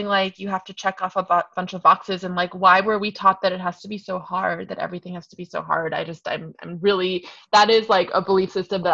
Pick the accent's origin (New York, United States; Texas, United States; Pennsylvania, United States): New York, United States; moved away as an adult; now in Los Angeles, United States; I'm from New York originally.